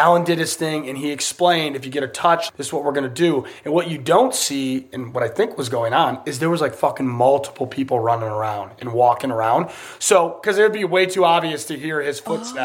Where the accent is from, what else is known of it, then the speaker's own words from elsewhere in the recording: United States; I'm American.